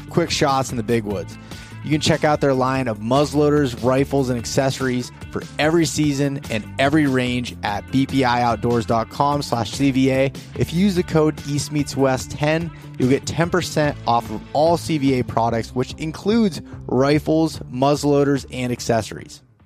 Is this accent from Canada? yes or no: no; Pennsylvania, United States; I'm from Pennsylvania